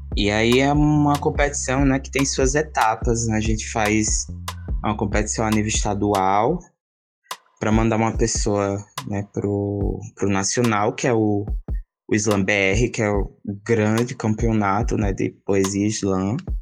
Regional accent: Garanhuns, Pernambuco, Brazil; also born or lived in Ibura, Recife; now in Recife, Brazil; sou natural de Garanhuns

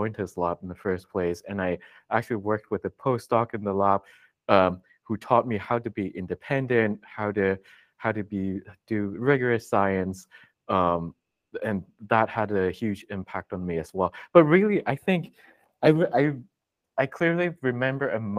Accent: Hong Kong; I grew up in Hong Kong where scientific research is really not a common career

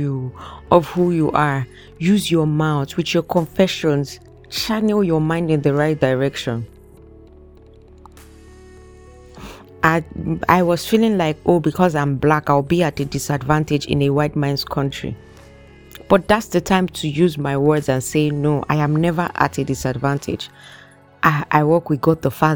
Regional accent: Nigeria; moved away as an adult; now in Canada; I'm Nigerian

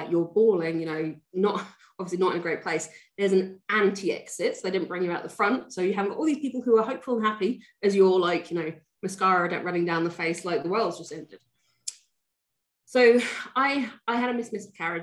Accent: England, United Kingdom; I'm British, I'm English

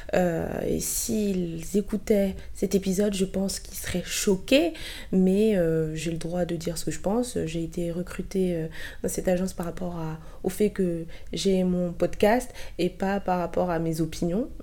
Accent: Côte d’Ivoire; moved away; je suis ivoirienne

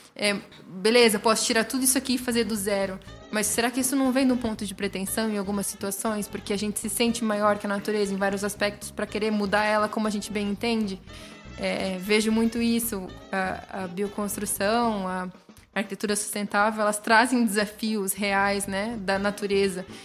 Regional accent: southern coast near Ilha Comprida, São Paulo, Brazil; moved away; De onde eu vim, igual para o litoral sul, tem uma praia muito próxima que se chama Ilha Comprida

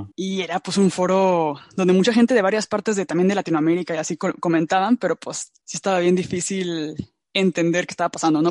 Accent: Mexico; moved away; en México, ¿no? Que es como de donde yo vengo, donde yo estuve

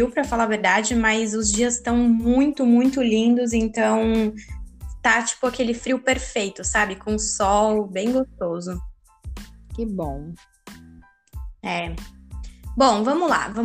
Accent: Itu, São Paulo, Brazil; eu tenho 26 anos. Eu nasci em São Paulo, mas eu cresci no interior de Itu, e me mudei para São Paulo para fazer faculdade de arquitetura

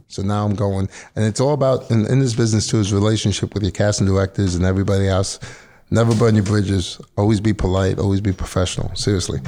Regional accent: New York City, New York, United States; I'm born and raised in Queens, New York, mm-hmm. Middle Village

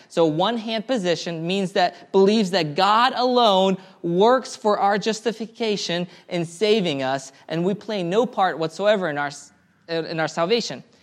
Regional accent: Karachayevsk, Karachay-Cherkessia, Russia; moved away; I was born in Karachaevsk, Russia.

